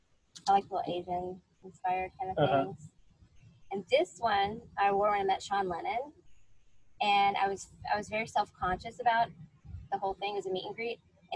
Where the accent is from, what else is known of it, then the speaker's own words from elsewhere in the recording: Turkey; born there; And the reason he bought me this one is because I was born in Turkey.